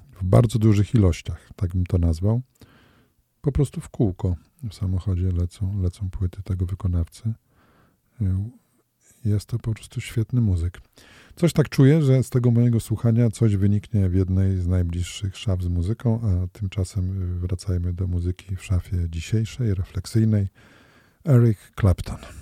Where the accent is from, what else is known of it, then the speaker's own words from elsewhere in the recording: Radom, Masovian Voivodeship, Poland; moved away as an adult; also born or lived in Toruń; now in Olsztyn, Poland; Ja się przemieściłem z Radomia do Torunia, no, potem do Olsztyna